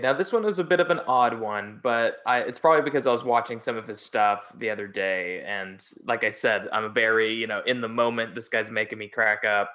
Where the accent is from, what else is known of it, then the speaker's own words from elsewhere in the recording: Oklahoma, United States; Oklahoma, uh, my home state.